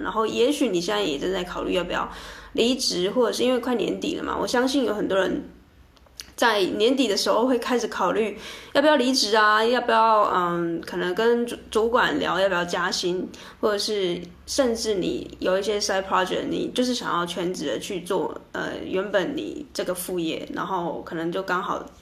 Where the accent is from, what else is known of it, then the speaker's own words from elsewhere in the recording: southern Taiwan, Taiwan; also born or lived in Taipei; 我从台北回到南部，因为我是南部人